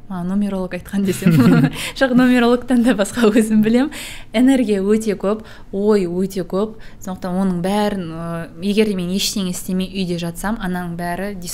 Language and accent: Kazakh; Kazakhstan; now in Almaty, Kazakhstan; каспийдің қасында өстім теңізге барамын жүзіп келемін